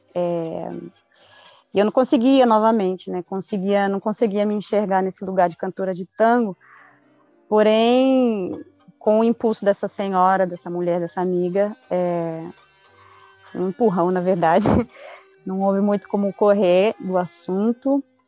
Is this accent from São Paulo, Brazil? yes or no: yes; Guarulhos, São Paulo, Brazil; moved away as an adult; also born or lived in Cuba; now in Buenos Aires, Argentina; eu sim sou nascida em Guarulhos, é, na periferia do Parque Alvorada, é, em São Paulo